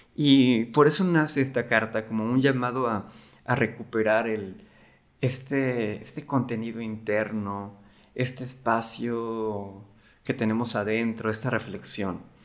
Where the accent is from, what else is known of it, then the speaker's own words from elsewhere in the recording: Cancún, Quintana Roo, Mexico; moved away as an adult; now in Monterrey, Mexico; yo soy originario de Cancún, ahorita estoy en Monterrey